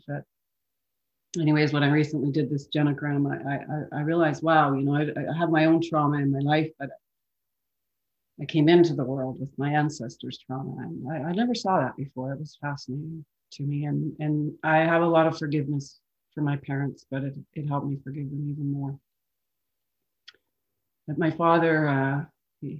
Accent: Calgary, Alberta, Canada; I was born in Calgary

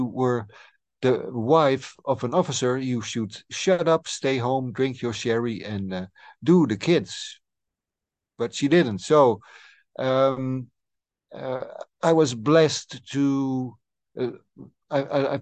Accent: Friesland, Netherlands; I'm a guy from the Frisian lands

